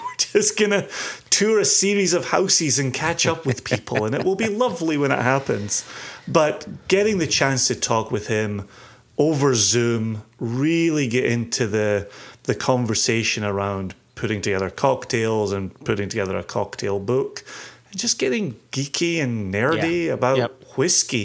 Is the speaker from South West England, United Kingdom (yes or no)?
no; Scotland, United Kingdom; I'm Scottish